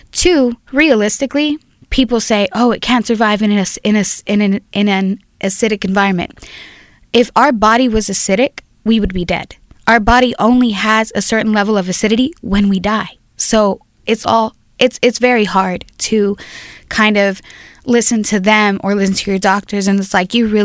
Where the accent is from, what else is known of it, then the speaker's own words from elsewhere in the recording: Compton, California, United States; now in Long Beach, United States; born and raised in Compton.